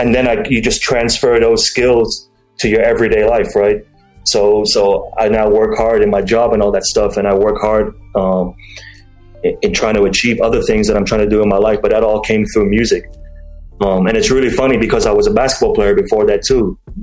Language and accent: English; Dubai, United Arab Emirates; I'm from Dubai